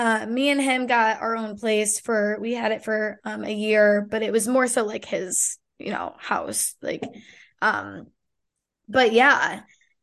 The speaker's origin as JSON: {"language": "English", "region": "Illinois", "country": "United States", "tie": "born or raised there", "said": "be back in Illinois. I didn't want to be back. It just didn't I didn't I don't love it there. It's my hometown."}